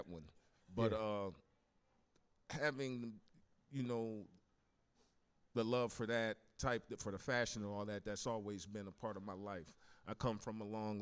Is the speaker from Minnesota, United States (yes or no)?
yes; Minnesota, United States; also born or lived in Elmira, New York; I was raised in Minnesota